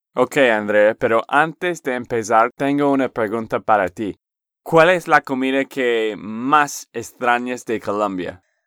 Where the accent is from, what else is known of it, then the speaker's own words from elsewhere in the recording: Texas, United States; de Texas, Estados Unidos